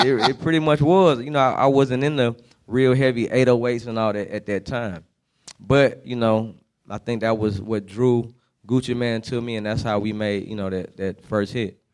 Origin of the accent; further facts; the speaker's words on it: San Francisco, California, United States; moved away as an adult; also born or lived in Germany; now in Atlanta, United States; I spent my high school years in the Bay Area, not Oakland, but San Francisco, California. So that's why I always say that's where I'm from